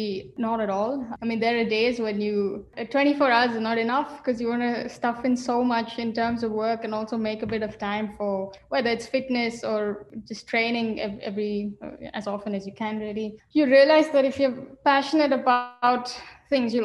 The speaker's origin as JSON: {"language": "English", "town": "Bangalore", "region": "Karnataka", "country": "India", "tie": "born or raised there", "moved": "yes", "lives_now": "Germany", "said": "Growing up in India, so I'm from a city called Bangalore, which is in the south of India."}